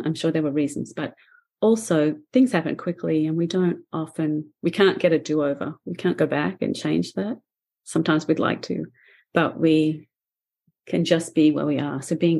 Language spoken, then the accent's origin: English; Australia; accent: Australian; now in Canada; So I've been here for 33 years in Canada now. So my accent does not belong to Australia, and it doesn't belong in Canada